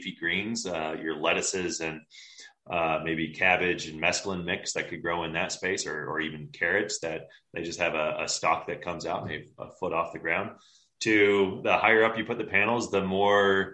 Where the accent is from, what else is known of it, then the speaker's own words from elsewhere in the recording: Johnson City, Tennessee, United States; now in Colorado, United States; I grew up in Northeast Tennessee, so Johnson City